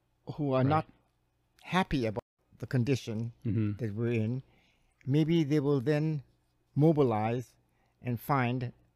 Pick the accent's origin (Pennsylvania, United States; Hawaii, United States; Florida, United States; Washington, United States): Hawaii, United States; Hilo; growing up in Hilo, went to school at the University of Hawaii